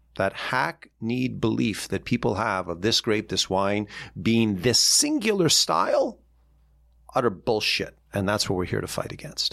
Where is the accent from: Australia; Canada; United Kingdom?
Canada; Toronto, Ontario; moved away as an adult; now in New York City, United States; Growing up in Ontario